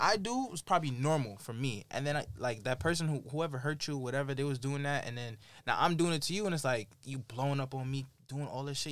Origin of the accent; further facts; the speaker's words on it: New York, United States; as a New Yorker